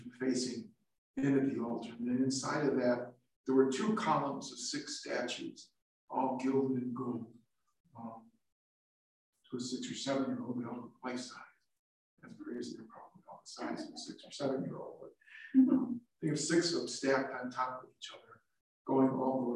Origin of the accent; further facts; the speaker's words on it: Chicago, Illinois, United States; I grew up in St. Genevieve Parish in the city of Chicago